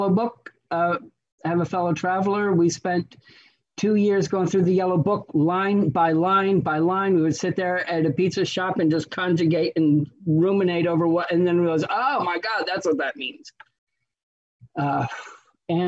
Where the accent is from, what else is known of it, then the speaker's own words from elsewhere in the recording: Western New York, United States; I was born in Western New York, a small town of about 15,000 people, big family on both sides.